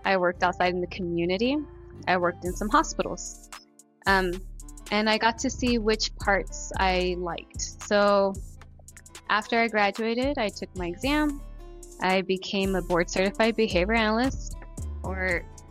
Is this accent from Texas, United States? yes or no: yes; San Antonio, Texas, United States; also born or lived in Corpus Christi; I am from San Antonio. My family's from Corpus.